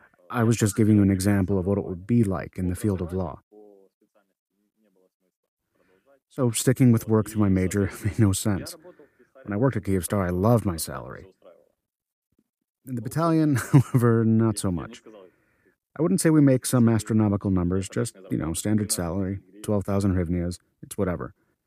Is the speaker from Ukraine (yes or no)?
yes; Mariupol, Donetsk Oblast, Ukraine; I'm 27. I was born in Mariupol, raised in Mariupol, and lived there the whole time. I started serving in my city too.